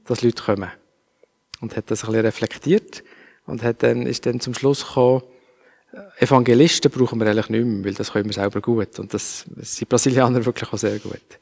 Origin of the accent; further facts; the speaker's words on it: Basel, Basel-Stadt, Switzerland; Dann haben wir dann in Basel gewohnt, ähm, wo ich aufgewachsen bin als Kind